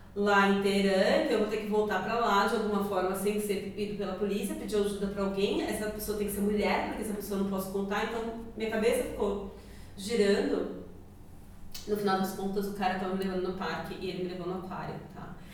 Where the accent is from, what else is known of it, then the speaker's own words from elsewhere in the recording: Brazil; moved away; como brasileiro